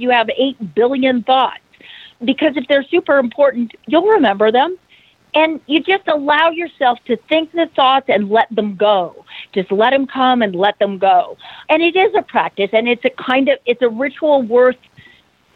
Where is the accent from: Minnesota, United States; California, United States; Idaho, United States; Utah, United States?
Idaho, United States; growing up in Idaho